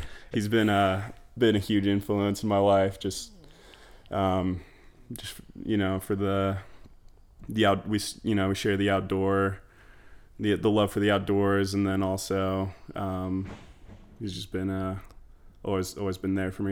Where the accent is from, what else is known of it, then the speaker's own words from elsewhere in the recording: Sandy, Utah, United States; moved away as an adult; grew up in Sandy, Utah